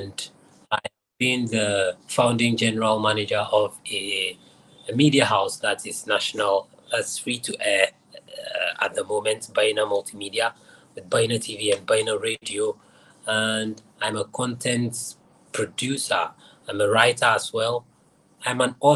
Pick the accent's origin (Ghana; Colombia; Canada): Ghana; Accra, Greater Accra; I was born in Nima in Accra, Ghana.